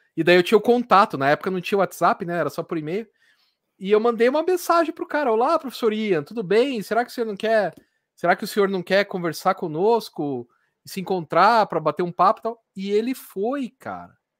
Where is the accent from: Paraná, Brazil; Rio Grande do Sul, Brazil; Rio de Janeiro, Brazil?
Paraná, Brazil; Curitiba; eu sou de Curitiba, não sou de São Paulo.